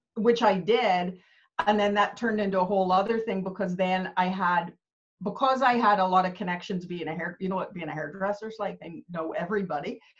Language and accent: English; Canada; moved away as an adult; also born or lived in Belfast, Northern Ireland; now in Northern Ireland, United Kingdom; I was actually born in Belfast. My parents emigrated to Canada when I was really young